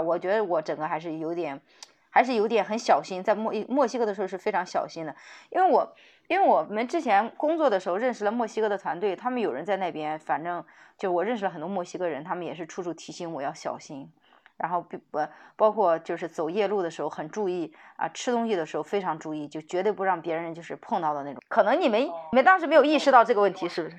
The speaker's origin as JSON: {"language": "Chinese", "country": "China", "said": "当时作为一个中国人"}